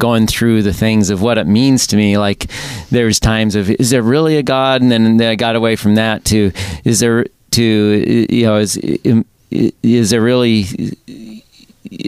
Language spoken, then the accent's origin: English; Alaska, United States; moved away as an adult; also born or lived in Seattle; I grew up in Alaska, came to Seattle.